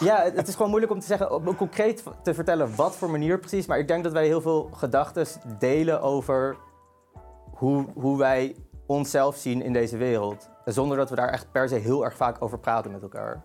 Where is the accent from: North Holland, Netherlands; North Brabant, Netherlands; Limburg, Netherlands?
North Holland, Netherlands; Amsterdam; ik kom uit Amsterdam. Ik ben geboren en getogen Amsterdammer